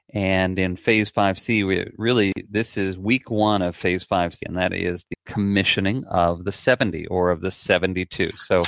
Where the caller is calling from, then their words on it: Orlando, Florida, United States; I'm calling in from Orlando, Florida